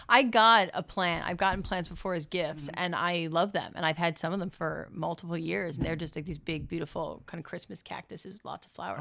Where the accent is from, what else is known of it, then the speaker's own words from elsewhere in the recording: Bergen County, New Jersey, United States; moved away as an adult; also born or lived in Florida; now in Los Angeles, United States; It's Bergen County, New Jersey